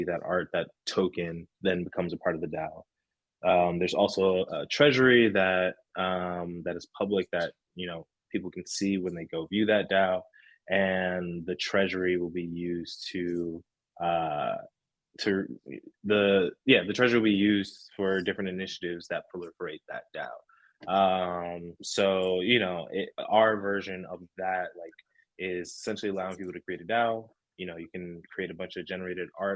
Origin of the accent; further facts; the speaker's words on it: New Jersey, United States; I'm from Jersey